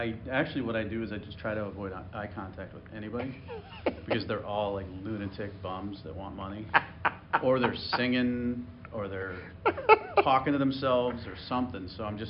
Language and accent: English; Broad Brook, Connecticut, United States; I come from Broadbrook, Connecticut.